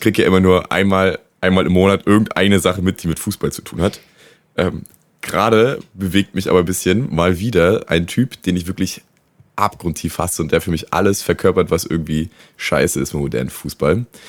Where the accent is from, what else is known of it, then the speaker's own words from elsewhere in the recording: Rostock, Mecklenburg-Vorpommern, Germany; bei uns zu Hause in Rostock